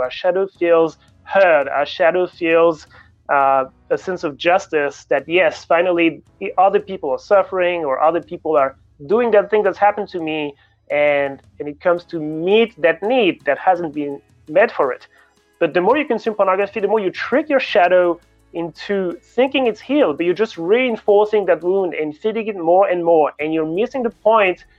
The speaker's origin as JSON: {"language": "English", "town": "Paris", "region": "Île-de-France", "country": "France", "tie": "born or raised there", "also_born_or_lived": "Sydney, Australia", "moved": "as an adult", "said": "I'm French originally. I grew up in Paris and uh, studied physics in Paris"}